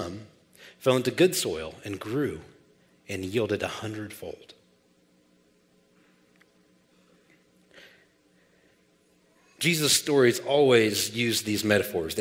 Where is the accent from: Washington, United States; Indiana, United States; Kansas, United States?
Kansas, United States; Olathe; I grew up in South Olathe here